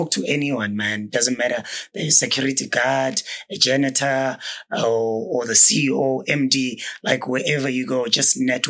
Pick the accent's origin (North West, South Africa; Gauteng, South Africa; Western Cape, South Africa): Gauteng, South Africa; Johannesburg; I'm a Kasi boy. Yeah. Grew up in Alex.